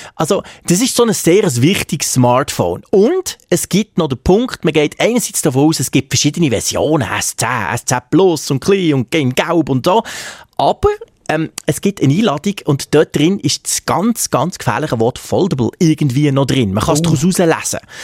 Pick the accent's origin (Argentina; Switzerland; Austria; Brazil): Switzerland; bei uns in der Schweiz